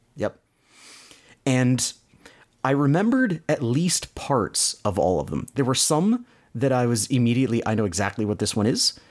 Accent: Canada; accent: Canadian; my Canadian accent.

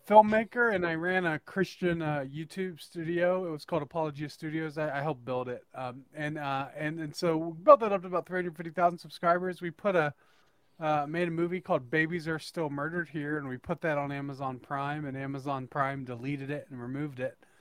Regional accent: northern Idaho, United States; I am actually from uh, northern Idaho.

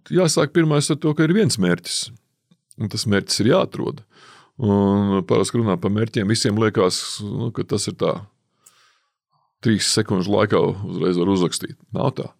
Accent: Latvia

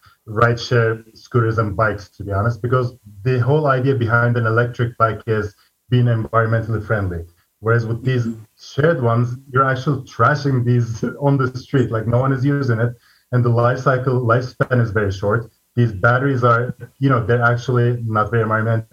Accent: Turkey; also born or lived in China; now in Seattle, United States; I'm originally from Turkey, lived in China for very long, started this company with my brother, and now I'm in Seattle

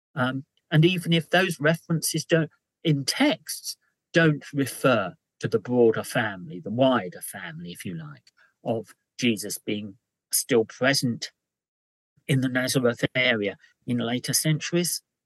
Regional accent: London, United Kingdom; as a Londoner

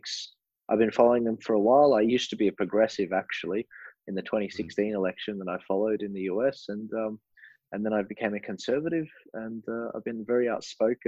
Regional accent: Australia; I'm an Australian

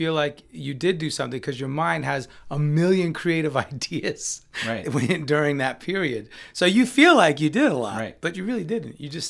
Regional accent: New York, United States; So when I'm in New York, my hometown, and there's this famous bakery that has my favorite cheesecake or my favorite black and white cookie, I'm gonna indulge.

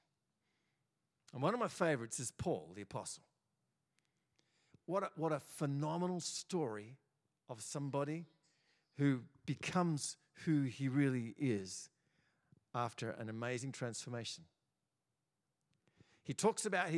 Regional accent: Australia; in Australia, we're all pretty confused because we're all probably not from here

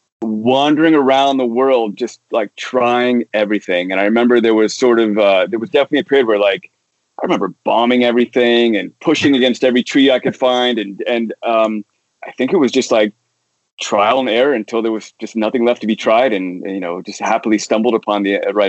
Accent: Bellevue, Washington, United States; now in Bay Area, United States; I grew up in those years in middle school and high school in Bellevue, Washington

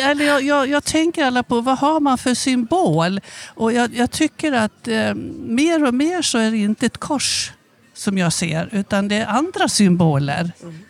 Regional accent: Avesta, Dalarna County, Sweden; accent: dalmål; moved away as an adult; also born or lived in Stockholm; now in Skåne, Sweden; Jag kommer från Avesta

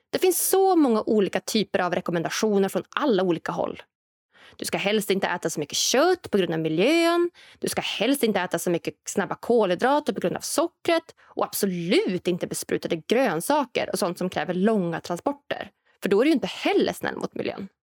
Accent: Norrland, Sweden; Och än så länge så finns den här framtidsprodukten självklart främst i framtidslandet Norrland, där jag kommer ifrån.

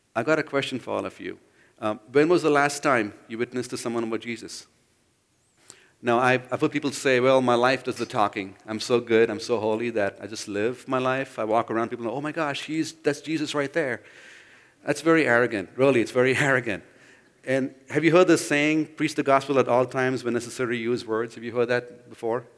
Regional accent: India; moved away; I grew up in India

